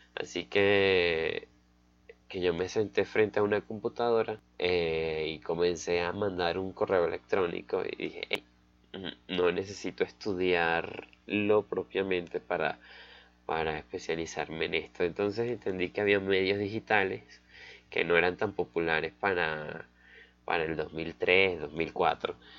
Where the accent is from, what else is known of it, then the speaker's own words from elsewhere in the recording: Valencia, Carabobo, Venezuela; soy de Caracas, soy de Valencia, una ciudad cerca de Caracas